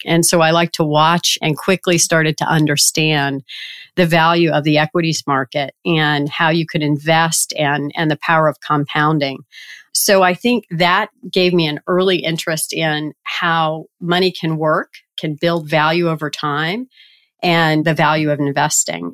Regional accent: Richmond, Virginia, United States; moved away as an adult; I grew up in Richmond, Virginia

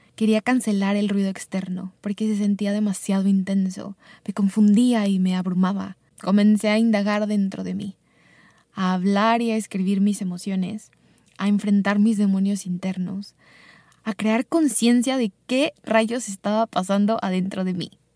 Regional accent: Mexico; born or raised there; also born or lived in Chicago, United States

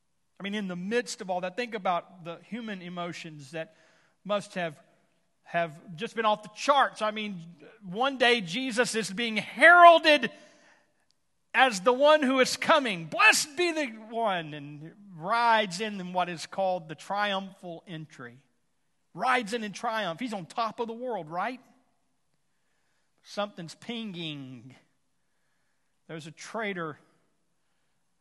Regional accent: Houston, Texas, United States; now in Tulsa, United States; I come from Houston

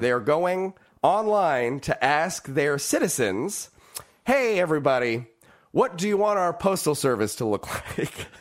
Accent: California, United States; growing up in California

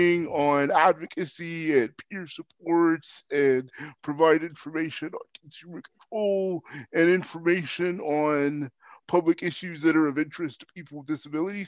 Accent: Holland, Ohio, United States; I'm from Holland, Ohio, which is near Toledo, Ohio

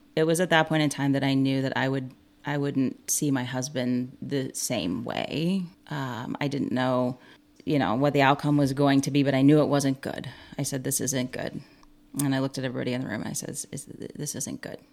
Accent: Monticello, Illinois, United States; I am born and raised in Monticello, Illinois, and that is where I currently reside

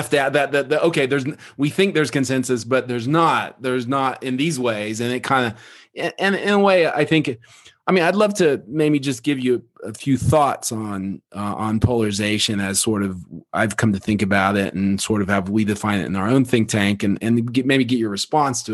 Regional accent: Oklahoma, United States; I grew up in Oklahoma

